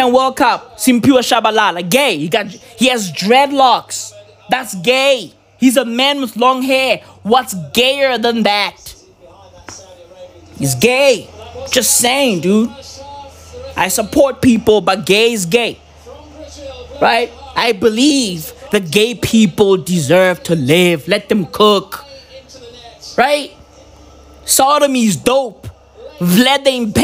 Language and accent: English; South Africa; I'm South African